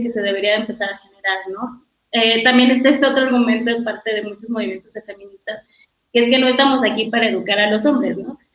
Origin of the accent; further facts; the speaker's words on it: Mexico; nuestras vidas como mujeres, como mexicanas